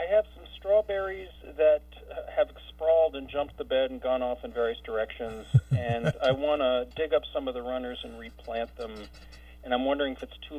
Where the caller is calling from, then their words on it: Plainfield, Vermont, United States; I'm calling from Plainfield.